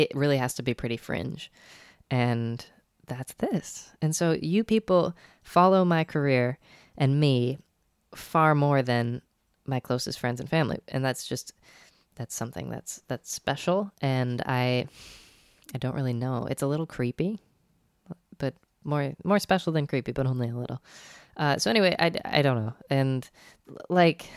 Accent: Binghamton, New York area, United States; moved away; I went up to my family's place up in Binghamton, New York

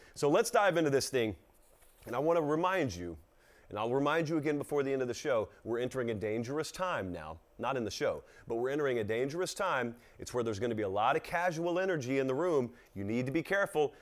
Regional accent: Georgia, United States; these are people, my home people, my home state

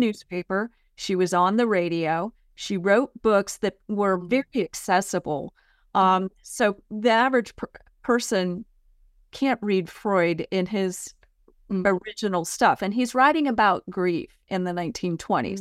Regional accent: San Mateo County, California, United States; also born or lived in San Francisco, California; now in Murfreesboro, United States; I grew up in San Mateo County, California

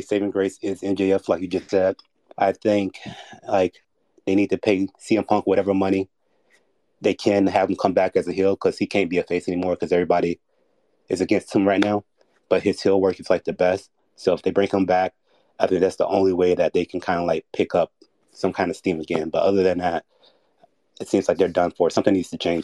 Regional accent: Florida, United States; I'm from Florida

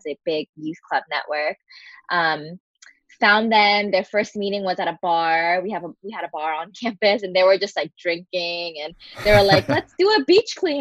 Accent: Philadelphia area, Pennsylvania, United States; moved away as an adult; now in Oahu, United States; I currently live on Oahu in Hawaii, and I'm originally from the Philadelphia area in Pennsylvania. And I came out here when I was 18

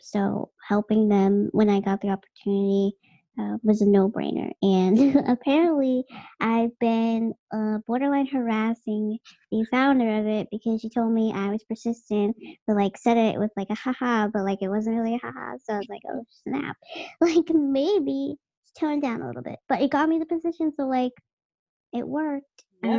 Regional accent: Boston, Massachusetts, United States; born and raised in Massachusetts and or Boston specifically. Dorchester, like you want to get real. Yeah, I'm from Dorchester

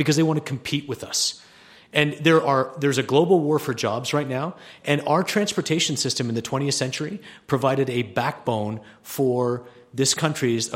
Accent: Canada; now in Colorado, United States; I was born in Canada.

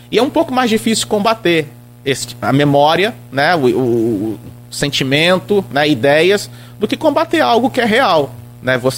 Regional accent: Italva, Rio de Janeiro, Brazil

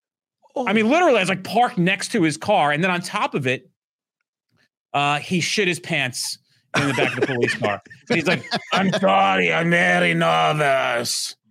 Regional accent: Orlando, Florida, United States; I'm from Orlando, Florida.

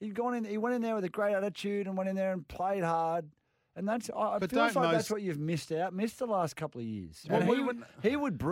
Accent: Queensland, Australia; also born or lived in Caringbah, New South Wales; Mate, I'm a Queenslander, mate.

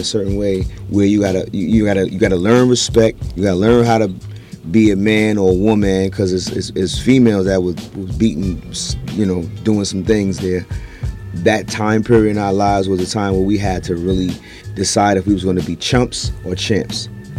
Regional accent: New York City, New York, United States; I'm from Brownsville

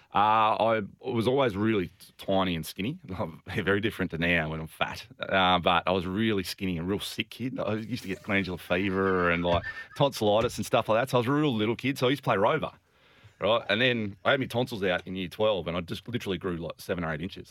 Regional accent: Albany, Western Australia, Australia; also born or lived in Fremantle; I grew up in Albany.

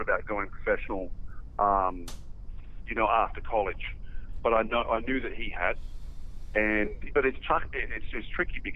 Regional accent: Australia; now in Las Vegas, United States; we grew up learning doubles in Australia

